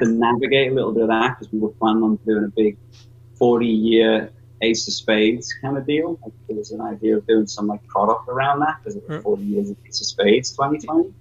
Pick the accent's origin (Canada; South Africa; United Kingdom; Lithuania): United Kingdom; North West England; I'm from way north, you know, northwest coast, and my accent's all gravelly